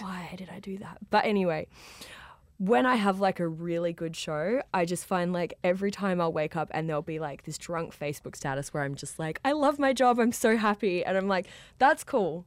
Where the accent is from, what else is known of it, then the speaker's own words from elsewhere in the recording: Australia; accent: Australian; I am from Australia